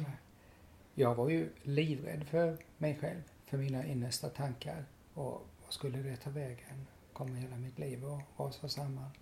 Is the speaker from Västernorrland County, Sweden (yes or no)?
no; Lilla Rottne, Kronoberg County, Sweden; i Lilla Rottne där jag växte upp